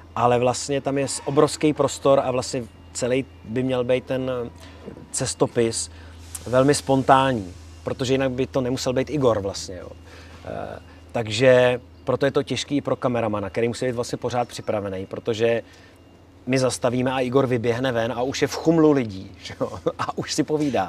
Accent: Czechia; my jako Češi máme možnost udělat si dva pasy

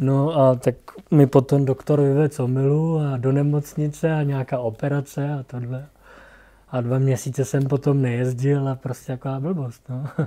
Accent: Plzeň Region, Czechia; jsem z Plzeňska

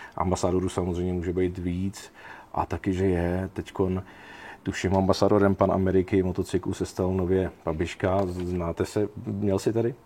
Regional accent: Jistebnice, South Bohemian Region, Czechia; Já jsem původem vlastně Jihočech, eh, kousíček od tábora v Jistebnici

